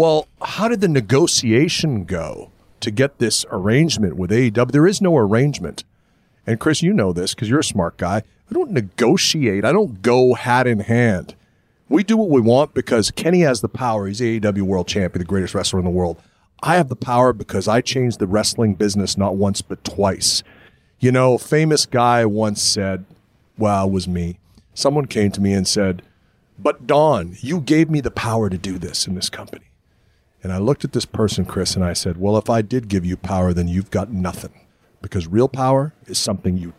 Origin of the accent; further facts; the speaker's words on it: Winnipeg, Manitoba, Canada; we grew up in Winnipeg watching Nick Bockwinkle